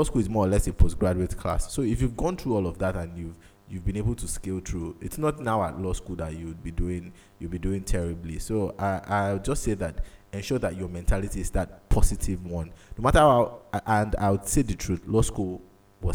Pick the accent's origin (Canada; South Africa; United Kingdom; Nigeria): Nigeria; as a Nigerian child